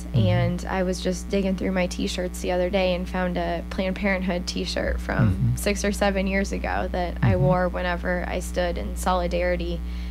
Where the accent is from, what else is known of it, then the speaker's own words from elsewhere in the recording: High Point, Missouri, United States; I'm from High Point